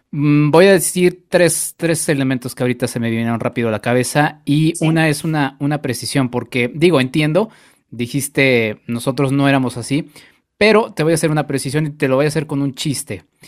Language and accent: Spanish; Mexico; nosotros como mexicanos